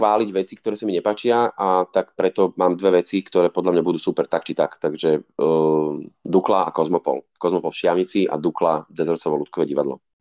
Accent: Bratislava, Bratislava Region, Slovakia; aj keď som z Bratislavy, tak som vlastne do 14 bol každý víkend na chalupe

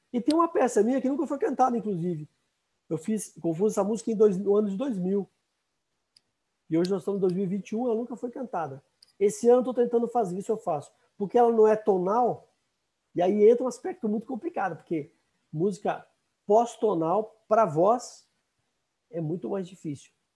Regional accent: São Paulo, Brazil; also born or lived in Minas Gerais; Eu nasci em Minas Gerais, nós mudamos para São Paulo, eu tinha oito anos

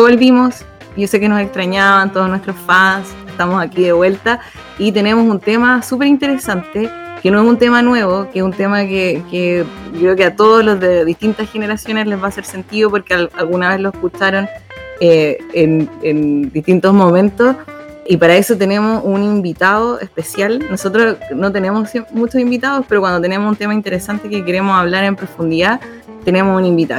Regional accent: Santiago, Santiago Metropolitan Region, Chile; now in Atacama Region, Chile; soy oriunda de Santiago y de Peñalolén

